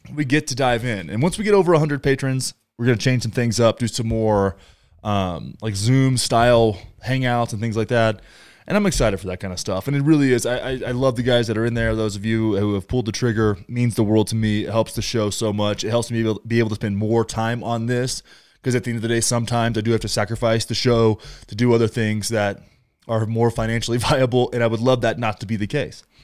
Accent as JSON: {"language": "English", "region": "Texas", "country": "United States", "tie": "born or raised there", "said": "where I grew up, in Texas."}